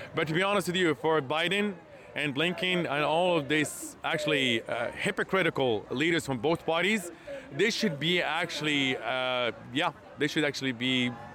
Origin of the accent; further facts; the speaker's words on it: Hebron, West Bank, Palestine; moved away; I'm actually from Palestine. And actually, me, my father, my, uh, my father's father, and my ancestors were born and raised in Palestine